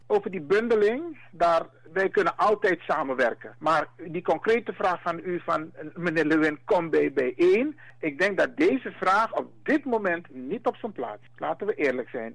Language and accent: Dutch; Suriname; Wij zijn Afro-Surinamers